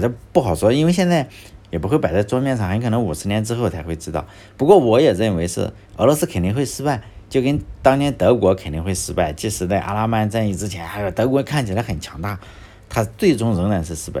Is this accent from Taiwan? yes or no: no; Laiwu, Shandong, China; 我是莱芜这个地方， 而且莱芜它还分农村户口